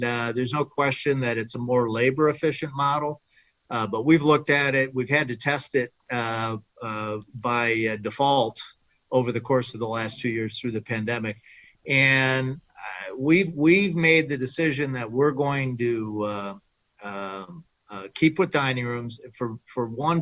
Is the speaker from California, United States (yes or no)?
no; Michigan, United States; I grew up in Michigan, which is a core market